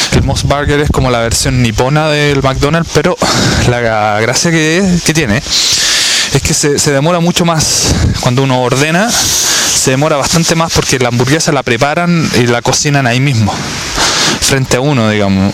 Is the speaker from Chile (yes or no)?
yes; Chile; moved away; como decimos en Chile